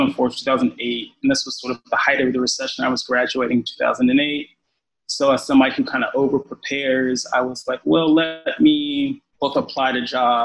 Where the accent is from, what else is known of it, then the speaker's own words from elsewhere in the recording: Los Angeles, California, United States; moved away; also born or lived in New York; I'm originally from Los Angeles